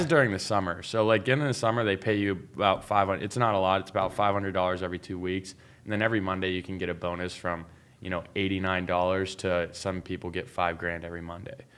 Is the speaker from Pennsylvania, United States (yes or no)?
yes; Pittsburgh, Pennsylvania, United States; moved away as an adult; also born or lived in Las Vegas, Nevada; I'm originally from Pittsburgh, Pennsylvania